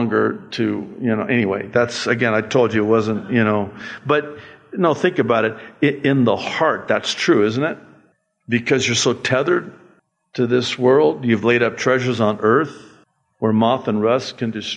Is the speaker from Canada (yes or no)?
no; United States; I was given a green card, and it said on there, alien.